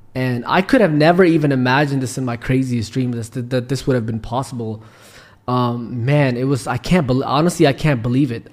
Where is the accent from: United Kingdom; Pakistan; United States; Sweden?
Pakistan; also born or lived in Canada; now in Dubai, United Arab Emirates; I'm originally from Pakistan